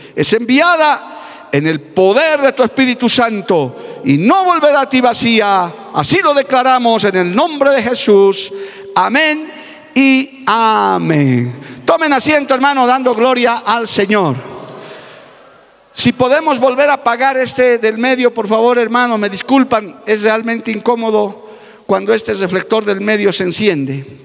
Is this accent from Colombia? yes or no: no; Bolivia; Porque yo sé que en mi país hay gente que ama la obra misionera